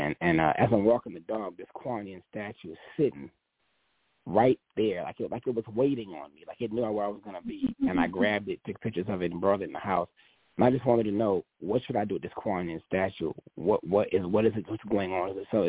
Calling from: St. Paul, Minnesota, United States; St. Paul, Minnesota.

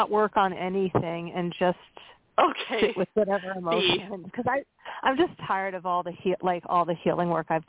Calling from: Pennsylvania, United States; Hi, this is … from Pennsylvania.

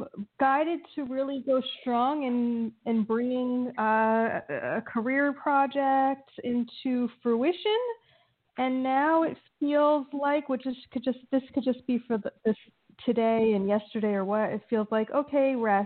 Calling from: New Jersey, United States; New Jersey.

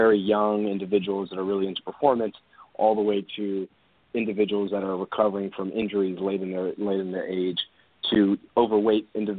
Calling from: California, United States; I'm calling here from Orange County in our corporate offices.

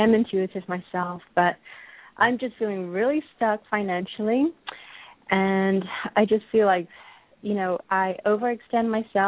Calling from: Dallas, Texas, United States; I'm calling from Dallas, Texas

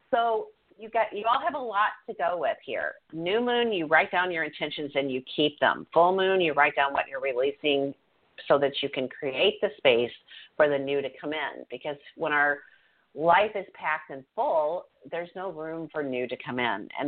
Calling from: New York, United States; New York.

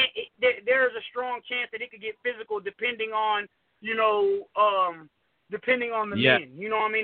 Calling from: Houston, Texas, United States; I'm calling from Houston, Texas.

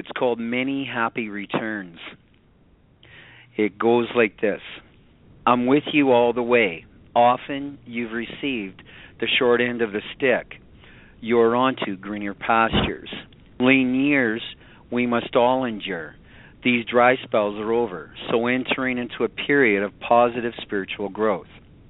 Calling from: Canada; Canada, my friend.

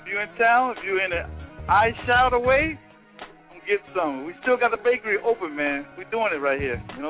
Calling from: Mapleton, Georgia, United States; Yo, I'm calling from Amazing Cakes over here in Mapleton, Georgia, man. Mapleton, Georgia.

